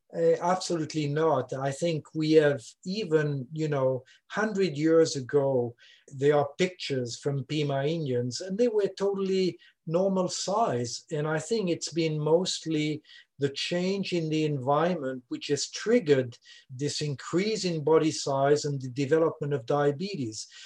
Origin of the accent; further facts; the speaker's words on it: Switzerland; first language French; English is a second language; moved away as an adult; now in Louisiana, United States; I'm originally from Switzerland, as you can hear